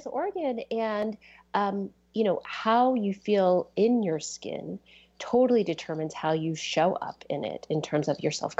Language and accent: English; East Coast, United States; moved away as an adult; now in Seattle area, United States; I grew up on the East Coast